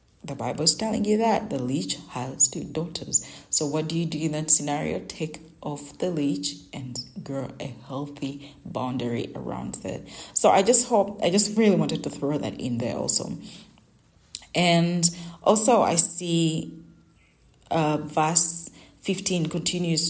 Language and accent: English; Uganda; English is a second language; my local language, in my native language in Uganda